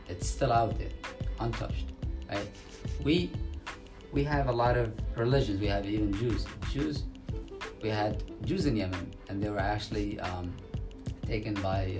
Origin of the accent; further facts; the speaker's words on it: New York, United States; the first thing I get when I tell them I'm from New York, right?